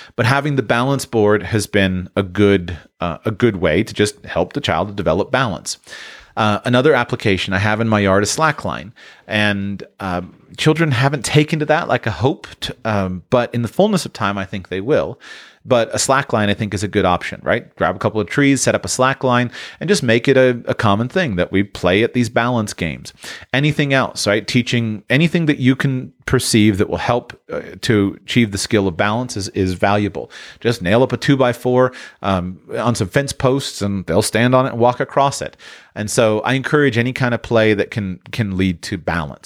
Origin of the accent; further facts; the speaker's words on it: Sunshine State, Florida, United States; I grew up in the Sunshine State